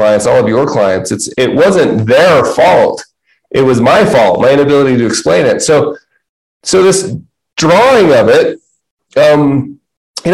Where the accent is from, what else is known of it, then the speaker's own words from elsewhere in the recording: Utah, United States; I'm from Utah